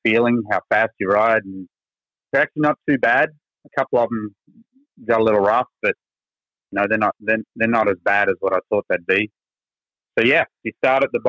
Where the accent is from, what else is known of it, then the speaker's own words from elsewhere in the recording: Goondiwindi, Queensland, Australia; accent: Texas; moved away as an adult; also born or lived in Florida; now in Texas, United States; I am from Australian native, now dual citizen for about 6 years. And I came from a little town in Queensland called Goondiwindi.